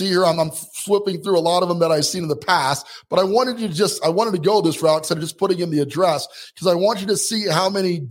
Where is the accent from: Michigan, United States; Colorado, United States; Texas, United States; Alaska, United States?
Colorado, United States; Colorado Springs; my hometown here, Colorado Springs, Colorado